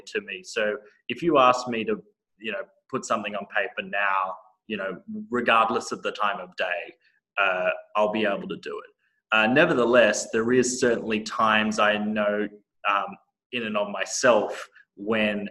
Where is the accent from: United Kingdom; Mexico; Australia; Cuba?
Australia; moved away as an adult; now in United States; I still very much identify as an Australian, I know like a lot of traits in my personality are very much infused from that Australian culture